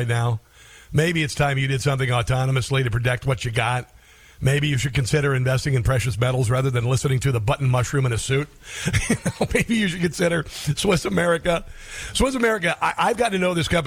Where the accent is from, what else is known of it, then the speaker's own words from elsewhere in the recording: near Missouri Valley, Iowa, United States; near my hometown, there's a town called Missouri Valley